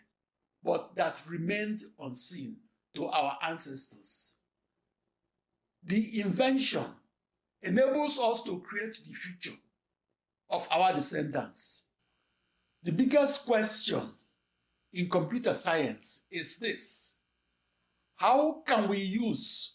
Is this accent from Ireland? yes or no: no; Nigeria; moved away as an adult; now in United States; I'm a Nigerian born who is studied in American schools